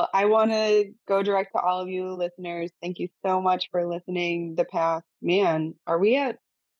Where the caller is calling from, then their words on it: Cancun, Quintana Roo, Mexico; I am currently calling from Cancun, Mexico.